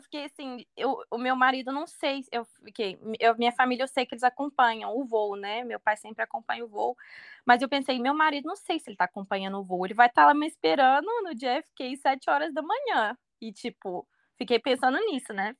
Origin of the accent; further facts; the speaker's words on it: Belo Horizonte, Minas Gerais, Brazil; now in United States; eu sou de BH